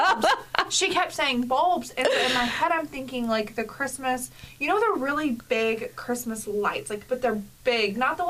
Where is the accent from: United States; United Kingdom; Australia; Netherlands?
United States; the South; But so I think what's funny is, like, I'm from the South. We say ornaments.